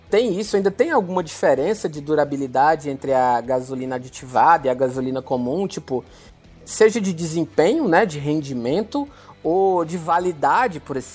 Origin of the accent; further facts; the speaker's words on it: Fortaleza, Ceará, Brazil; eu falei que recentemente eu fiz uma viagem e sou de Fortaleza, né?